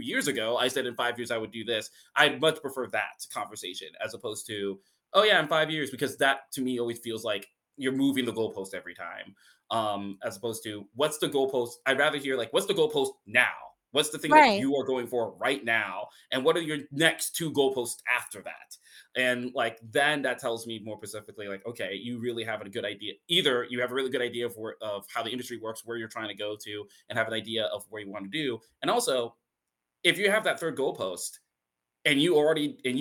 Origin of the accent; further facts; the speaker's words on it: Indiana, United States; moved away; that's still my home state